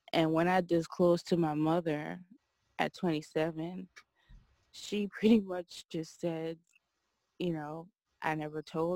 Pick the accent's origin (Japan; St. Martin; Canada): St. Martin; also born or lived in Guadeloupe; So I was born in the island of Guadeloupe, which is a French territory, but I was raised in St. Martin. My mom, she's from St. Martin. That's where I was raised.